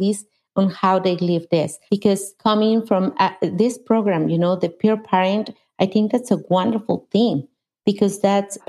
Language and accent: English; Mexico; English is a second language; moved away as an adult; now in United States; I was born in Mexico, and I moved to the United States 26 years ago.